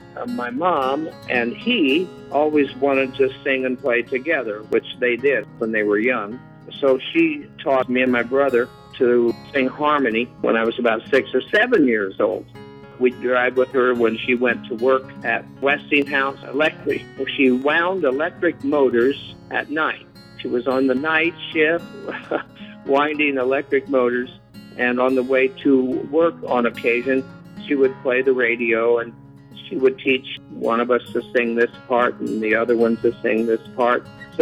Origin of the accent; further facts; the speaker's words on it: Fort Recovery, Ohio, United States; Ohio. I was born in a little town called Fort Recovery, and we were actually so near the railroad that we could hear the trains coming.